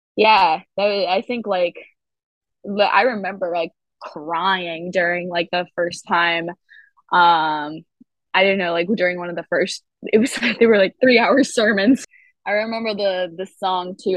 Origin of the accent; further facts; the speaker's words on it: Grosse Pointe, Michigan, United States; moved away as an adult; also born or lived in Ann Arbor, Michigan; now in Los Angeles, United States; I grew up um, in Michigan. Grosse Pointe was Michigan